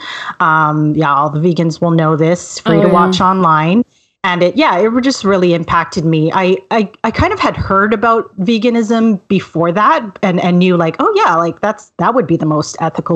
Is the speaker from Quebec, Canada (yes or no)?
no; Vancouver, British Columbia, Canada; also born or lived in Montreal, Canada; Well, I'm sort of a native Vancouverite. I was born in Montreal, but my family moved here right after I was born.